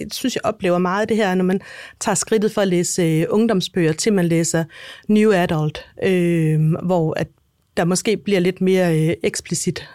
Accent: Denmark; jeg er dansker

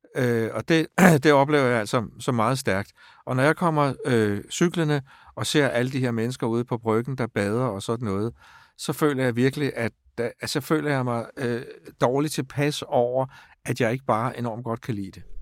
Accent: Stevns, Zealand, Denmark; now in Copenhagen, Denmark; jeg er vokset op på Stævns

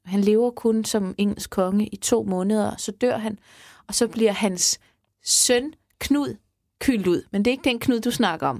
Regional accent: Sanderum, Southern Denmark, Denmark; Sanderum Kirke, jeg er fra Sanderum, så det er der, hvor jeg er, er blevet konfirmeret og gift og alting

